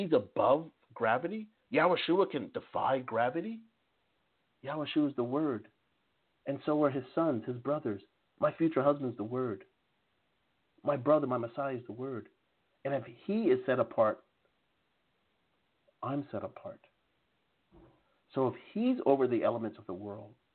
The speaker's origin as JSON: {"language": "English", "region": "New Jersey", "country": "United States", "said": "I'm originally from New Jersey"}